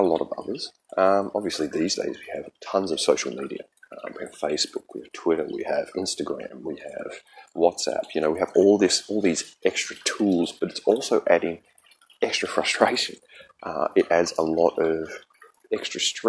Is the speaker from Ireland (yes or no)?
no; Kyneton, Victoria, Australia; moved away; I am originally from Australia. I grew up there, and I grew up in central Victoria in a place called the Macedon Ranges Shire.